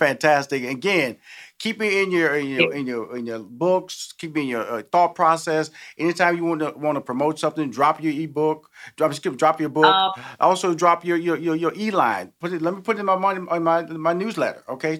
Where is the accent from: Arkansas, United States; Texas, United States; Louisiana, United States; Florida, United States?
Texas, United States; Houston; because I'm from Houston, Texas. That's how we do it down there. Tex-Mex, you know.